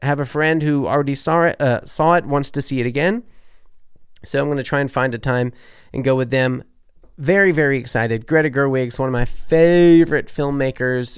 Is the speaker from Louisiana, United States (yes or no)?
yes; New Orleans, Louisiana, United States; moved away as an adult; also born or lived in Berlin, Germany; now in Germany; I'm from New Orleans